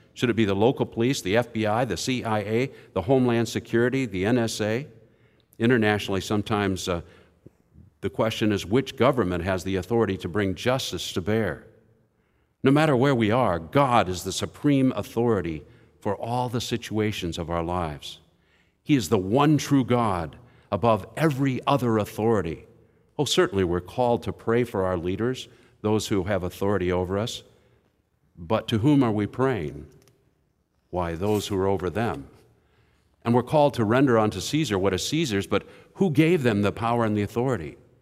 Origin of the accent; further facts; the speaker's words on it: Indianapolis, Indiana, United States; I'm from Indianapolis.